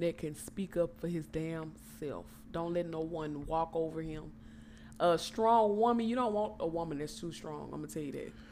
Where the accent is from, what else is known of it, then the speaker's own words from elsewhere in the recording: Port Arthur, Texas, United States; I'm from Port Arthur, Texas